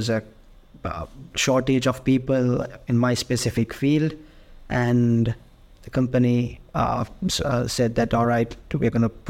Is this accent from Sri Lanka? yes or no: yes; Sri Lanka; moved away as an adult; now in Dublin, Ireland; Yeah, so I am originally from Sri Lanka, and the reason I came to Ireland